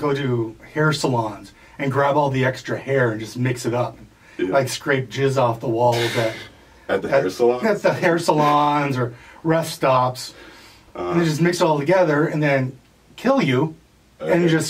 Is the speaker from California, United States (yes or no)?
no; Minnesota, United States; moved away; Well, I'm from Minnesota.